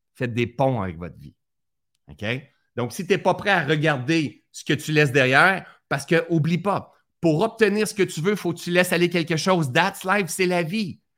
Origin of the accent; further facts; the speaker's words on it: Sherbrooke, Quebec, Canada; also born or lived in Laurentides, Quebec; de Sherbrooke, ma ville natale, Sherbrooke